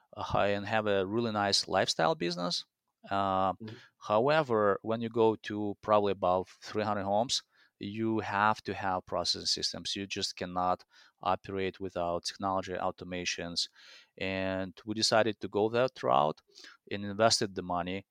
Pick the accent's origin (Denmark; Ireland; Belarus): Belarus; English is a second language; moved away as an adult; also born or lived in Spain / Italy; now in Minneapolis, United States; So I came to US in 2004. I came from Belarus, which is Eastern Europe.